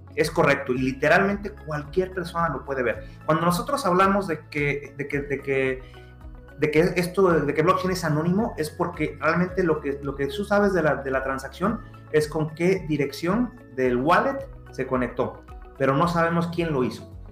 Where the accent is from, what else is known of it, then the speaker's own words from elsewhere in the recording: Mexico; como buen mexicano